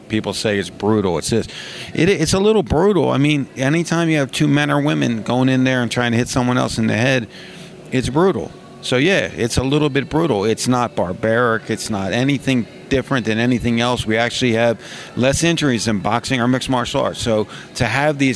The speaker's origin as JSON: {"language": "English", "town": "Philadelphia", "region": "Pennsylvania", "country": "United States", "said": "I'm from Philly"}